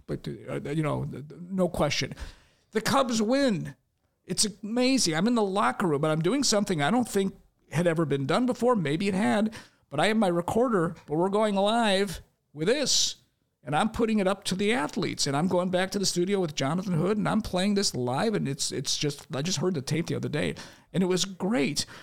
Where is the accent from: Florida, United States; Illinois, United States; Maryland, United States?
Illinois, United States; Chicago; I grew up in Albany Park